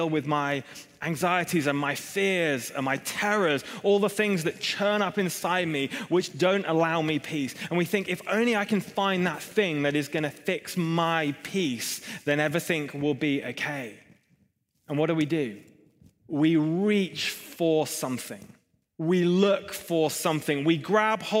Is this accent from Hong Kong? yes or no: yes; Hong Kong; moved away; I grew up in Hong Kong